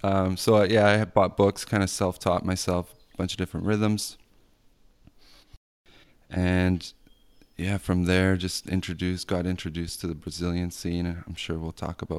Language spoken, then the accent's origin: English; Vancouver, British Columbia, Canada; I grew up in Vancouver